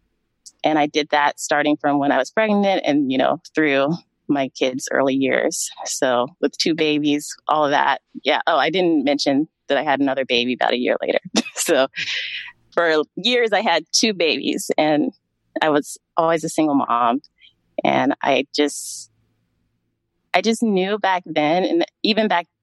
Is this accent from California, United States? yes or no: yes; Sacramento, California, United States; also born or lived in New York; I grew up in Sacramento, California. I was born and raised here.